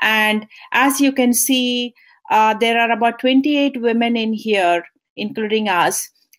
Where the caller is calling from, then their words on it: California, United States; I'm super excited to join you here, and I'm joining here from California.